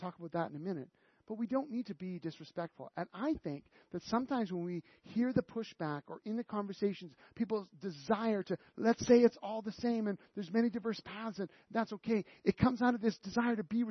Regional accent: Canada; we're so Canadian

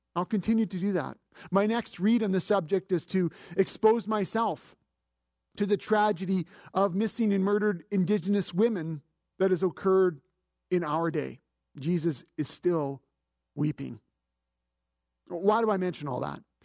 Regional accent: Canada; As a Canadian

